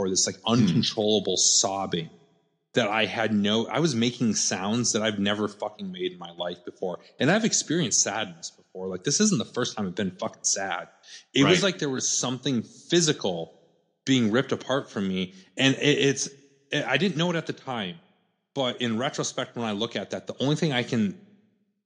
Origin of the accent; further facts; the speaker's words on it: South Dakota, United States; moved away; So I showed back up in here on South Dakota, my hometown